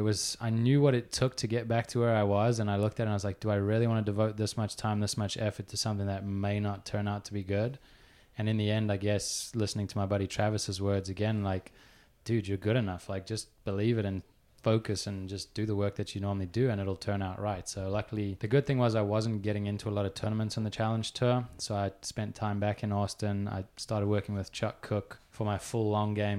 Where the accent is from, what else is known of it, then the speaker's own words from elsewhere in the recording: Johannesburg, Gauteng, South Africa; also born or lived in Pretoria; I grew up, I was born in Johannesburg, spent half my childhood there, half in Pretoria